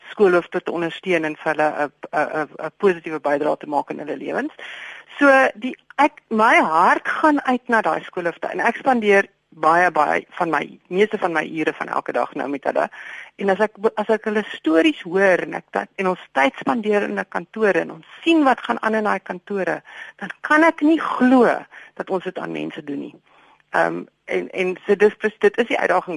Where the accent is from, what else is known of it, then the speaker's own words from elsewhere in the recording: South Africa; ek is befo vir 50 jaar bevoordeel omdat ek wit was in hierdie land en ek is Afrikaner